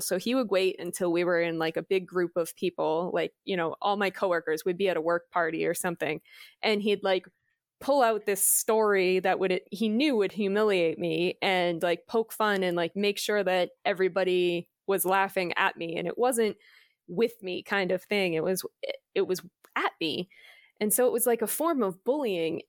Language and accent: English; Massachusetts, United States; We grew up in Massachusetts, which is on the East Coast